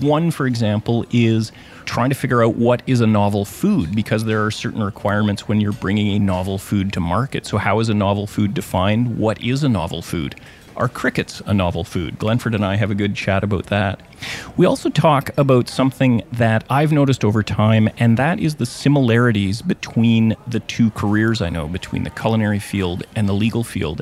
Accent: Thunder Bay, Ontario, Canada; my hometown of Thunder Bay

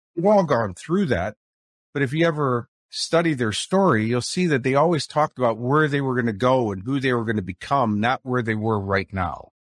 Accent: Chicago, Illinois, United States; accent: Chicago; now in Sunshine Coast, Australia; I'm talking to you from the Sunshine Coast of Australia, but if you'll recognize my accent, it's more from Chicago.

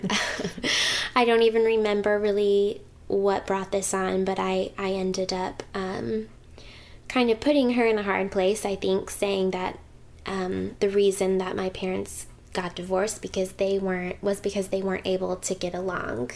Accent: Owasso, Oklahoma, United States; also born or lived in Hackensack, New Jersey; growing up in the Bible Belt

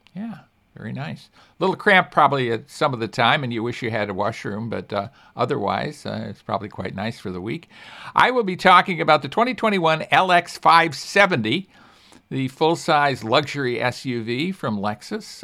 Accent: Chicago, Illinois, United States; moved away; I grew up in Chicago with below zero weather frequently

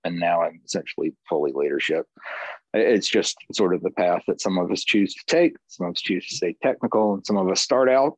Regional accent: the South, United States; moved away as an adult; also born or lived in Baton Rouge, Louisiana / Boston, Massachusetts; I grew up in the South

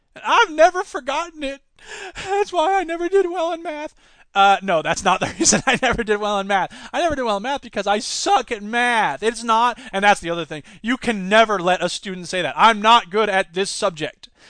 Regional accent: United States; I'm an American

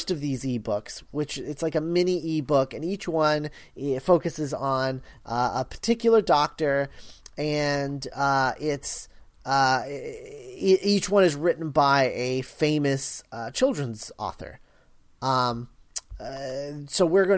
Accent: United States; I am from America

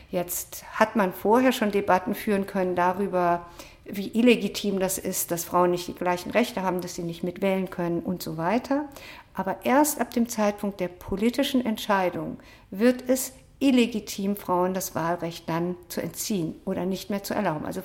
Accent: Berlin, Germany; ich, ich komme aus Berlin.

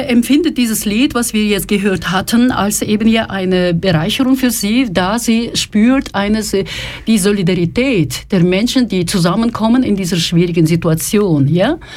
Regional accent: Kyiv, Ukraine; now in Zurich, Switzerland; Я родом с Украины

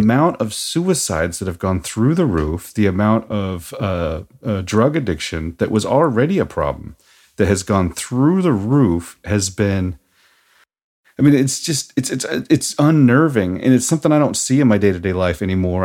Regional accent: Seattle, Washington, United States; also born or lived in Norman, Oklahoma; I'm from Seattle

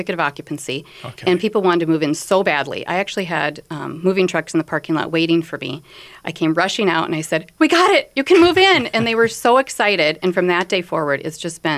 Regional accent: North Dakota, United States; moved away as an adult; now in Minnesota, United States; I'm originally from North Dakota, been here for 22 years

